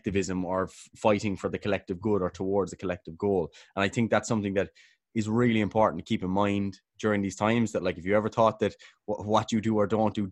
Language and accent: English; Killarney, Munster, Ireland; moved away as an adult; now in Cork, Ireland; I'm from Killarney, currently living in Cork.